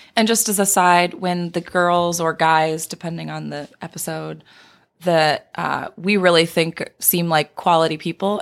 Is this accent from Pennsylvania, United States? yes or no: no; Indiana, United States; moved away as an adult; also born or lived in California / Michigan; I grew up in Indiana, but I had spent two years working out in California.